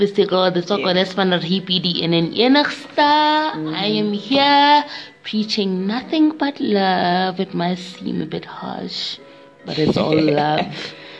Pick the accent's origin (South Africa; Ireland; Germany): South Africa; born or raised there